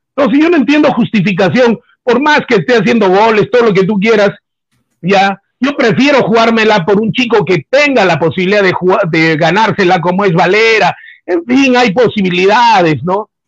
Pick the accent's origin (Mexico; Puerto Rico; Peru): Peru; Pero yo soy peruano